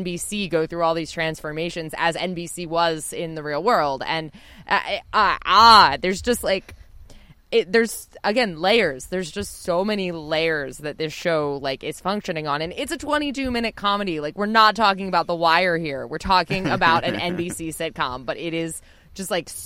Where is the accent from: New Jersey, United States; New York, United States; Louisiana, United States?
New Jersey, United States; I'm from Jersey.